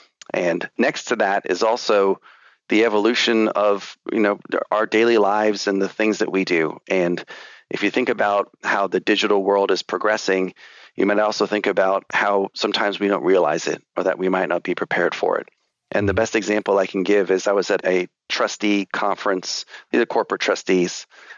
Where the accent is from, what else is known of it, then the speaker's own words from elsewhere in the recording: England, United Kingdom; I was born and raised in England, albeit I do not have an accent.